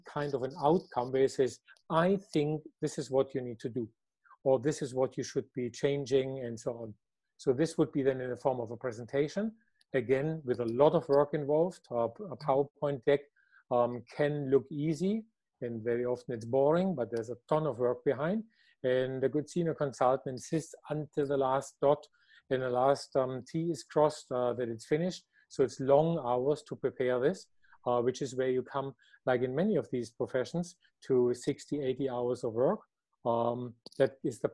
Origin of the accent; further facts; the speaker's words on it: Germany; I am from Germany